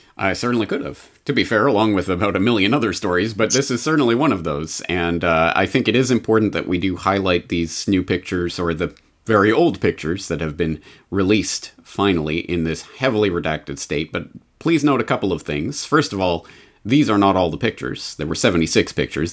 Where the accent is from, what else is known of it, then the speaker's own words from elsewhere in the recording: Canada; I'm Canadian